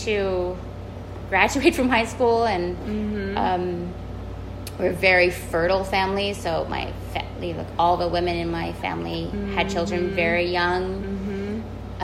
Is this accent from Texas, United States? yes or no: yes; San Antonio, Texas, United States; Growing up in San Antonio and going to public school